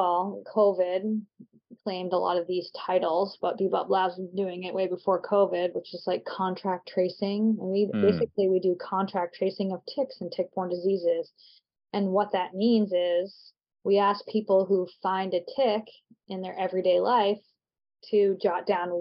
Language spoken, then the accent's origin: English; Vermont, United States; moved away as an adult; now in New Hampshire, United States; I live in New Hampshire now, but I grew up in Vermont